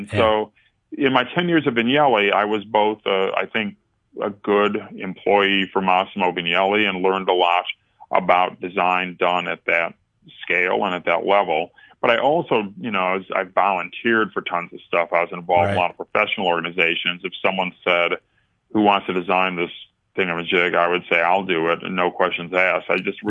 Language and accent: English; New York, United States; as a New Yorker, I had, Secretary Clinton was my senator